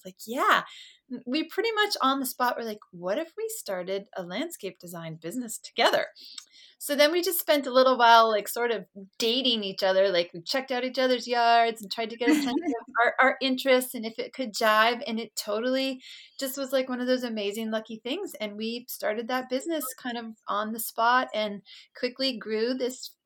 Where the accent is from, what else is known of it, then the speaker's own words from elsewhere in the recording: Maine, United States; moved away as an adult; now in Portland, Oregon, United States; I grew up in Maine, where it's famous for its winters.